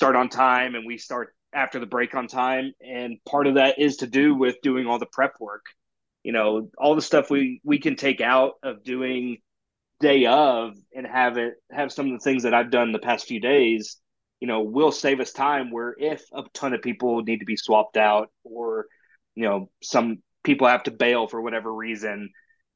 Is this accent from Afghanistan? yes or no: no; Denton, Texas, United States; I'm from Denton